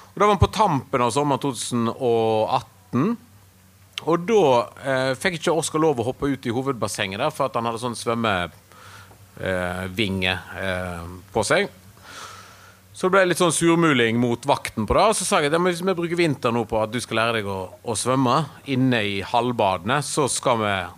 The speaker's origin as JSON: {"language": "Norwegian", "country": "Norway", "also_born_or_lived": "Berlin, Germany", "moved": "as an adult", "said": "vi kommer fra Norge"}